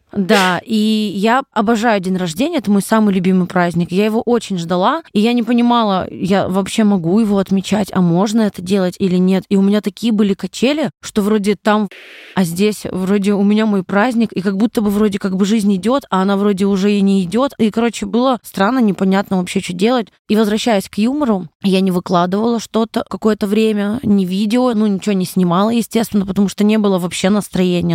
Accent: Kasli, Chelyabinsk Oblast, Russia; now in Moscow, Russia; Родилась на Урале, в маленьком городе Косли. Это поселок городского типа, наверное, называется. Вот. Училась в школе я на 4,5

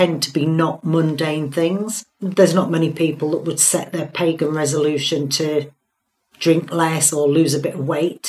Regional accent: Hull, Yorkshire and the Humber, United Kingdom; I'm from Hull

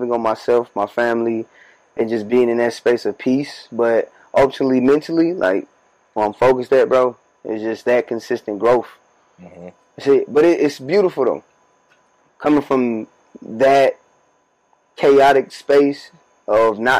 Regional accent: Warner Robins, Georgia, United States; moved away as an adult; now in Atlanta, United States; We right now are at my childhood house. This is my family's crib. I grew up in this very space we're

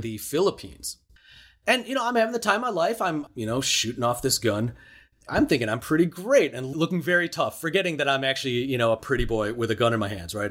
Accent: Chicago, Illinois, United States; I grew up in Chicago

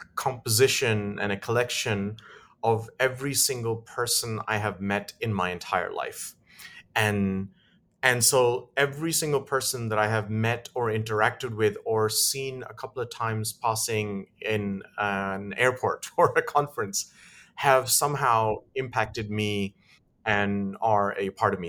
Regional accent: Lusaka, Lusaka Province, Zambia; moved away; I grew up in Africa

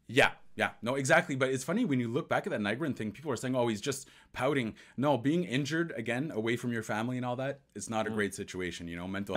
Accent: Ontario, Canada; This is my my hometown or my home province.

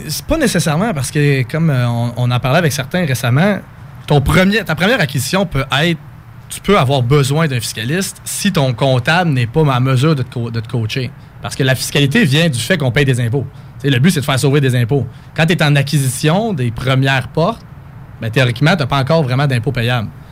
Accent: Coaticook, Quebec, Canada; moved away as an adult; also born or lived in Sherbrooke; now in Quebec City, Canada; je viens de Quaticook en Estrie, la crème glacée

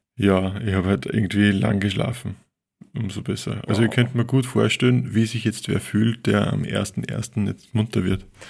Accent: Linz, Upper Austria, Austria; über Linz, über meine Stadt, meine Heimatstadt.

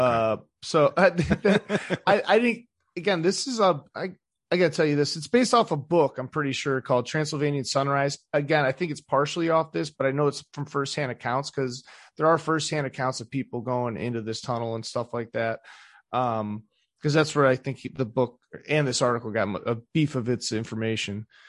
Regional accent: Cleveland, Ohio, United States; I'm from the East Side, too

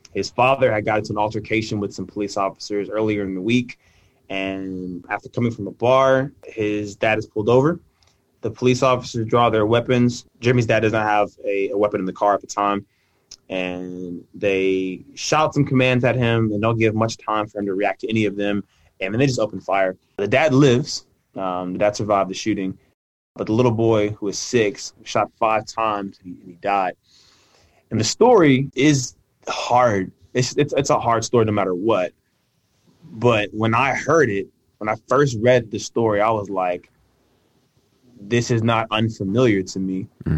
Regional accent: Mississippi, United States; also born or lived in California; I was born in California, but I grew up in Mississippi. So again, vastly different spaces, vastly different experiences. And so my California family thinks I have a Southern accent. My Southern family thinks I have a California accent.

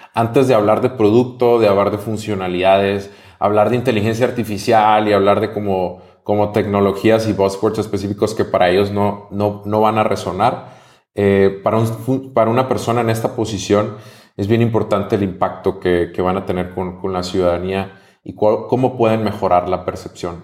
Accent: Mexico; soy mexicano

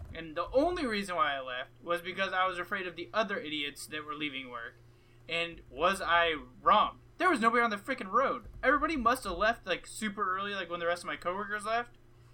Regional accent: Alaska, United States; moved away; So I was born in Alaska.

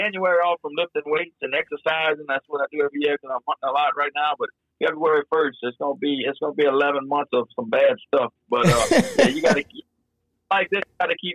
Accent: Bayou Lafourche, Assumption Parish, South Louisiana, United States; growing up on Bayou Lafourche in Assumption Parish, South Louisiana

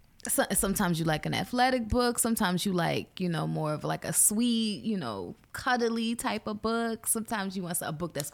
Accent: East Coast, United States; now in Los Angeles, United States; For me, my sexually attracted, not like a dominating type of guy, like an aggressive guy. I'm from the East Coast.

